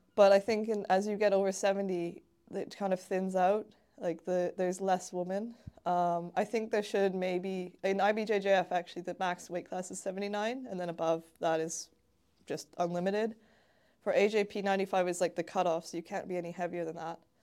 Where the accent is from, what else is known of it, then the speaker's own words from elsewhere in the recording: Hamilton, Ontario, Canada; moved away as an adult; now in Bristol, United Kingdom; in my hometown of Hamilton, Ontario